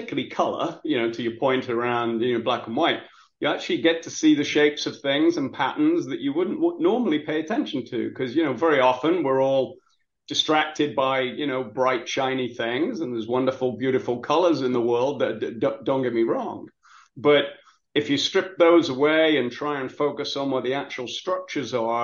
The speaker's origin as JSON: {"language": "English", "region": "England", "country": "United Kingdom", "tie": "born or raised there", "moved": "yes", "lives_now": "Baltimore, United States", "said": "I grew up in England in the industrial, you know, where the first industrial revolution went on. And so I grew up around coal mines and steelworks"}